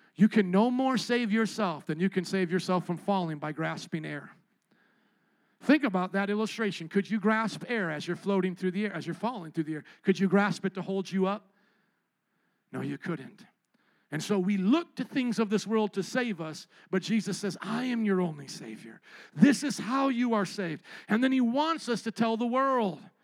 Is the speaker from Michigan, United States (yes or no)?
no; Fort Wayne, Indiana, United States; now in Chicago, United States; growing up in Fort Wayne, Indiana, with a bunch of suburban kids skateboarding